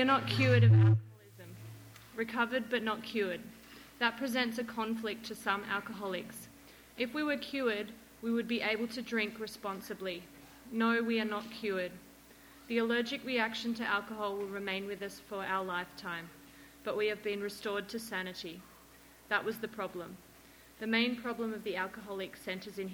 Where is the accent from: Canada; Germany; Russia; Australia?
Australia; Sydney, New South Wales; I'm from Sydney, Australia